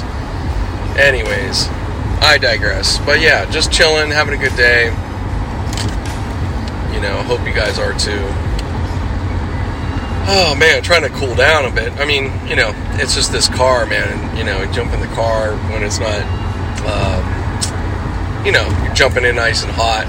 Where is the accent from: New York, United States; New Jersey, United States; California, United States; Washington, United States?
California, United States; Los Angeles; The Sunland area, which is my hometown, like my OG hometown